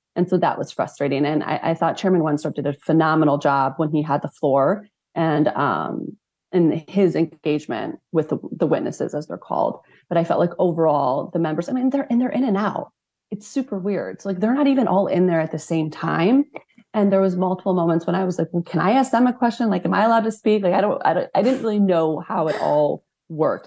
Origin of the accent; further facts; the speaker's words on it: Midwest, United States; as somebody that grew up in the Midwest